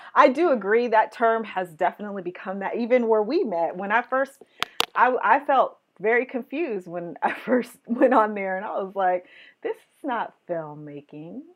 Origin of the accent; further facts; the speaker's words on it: West Coast, United States; I'm from the West Coast